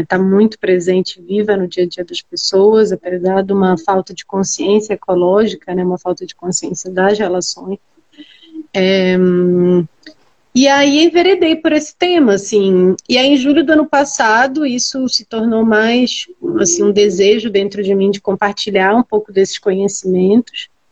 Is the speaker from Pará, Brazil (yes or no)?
yes; Belém, Pará, Brazil; moved away as an adult; now in São Paulo, Brazil; sou de Belém, no Pará. É, nasci e me criei lá, estou aqui em São Paulo há um ano